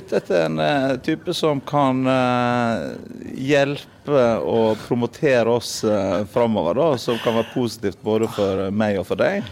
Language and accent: Norwegian; Sunnmøre, Møre og Romsdal, Norway; now in Stavanger, Norway; Jeg kommer opprinnelig fra Sunnmøre